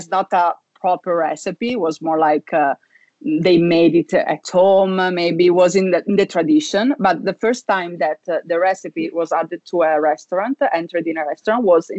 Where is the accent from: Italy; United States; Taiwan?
Italy; Treviso, Veneto; moved away as an adult; now in Milan, Italy; I come from Veneto region, so I also love my hometown very much, which is Treviso